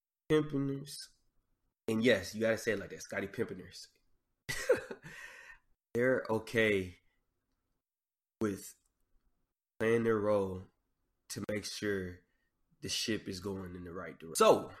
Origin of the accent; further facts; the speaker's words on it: the South, United States; I love Southern artists. I grew up in the South. It's just a part of my culture.